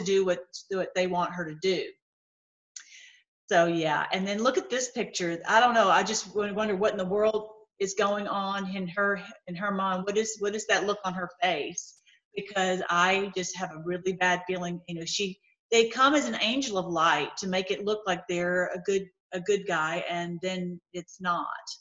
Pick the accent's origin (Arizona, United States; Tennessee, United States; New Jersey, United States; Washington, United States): Tennessee, United States; I grew up in Tennessee